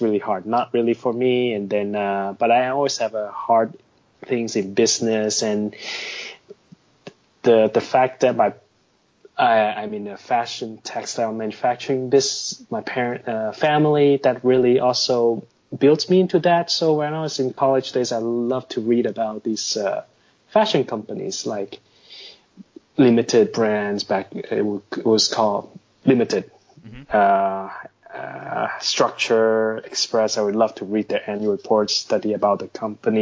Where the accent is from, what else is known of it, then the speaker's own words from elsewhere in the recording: Hong Kong; also born or lived in Canada / United States; now in Shanghai, China; I'm based in Shanghai, by the way, and I was born in Hong Kong. Spent a good 10 years of my life in North America, 2 years in Canada and 8 years in the US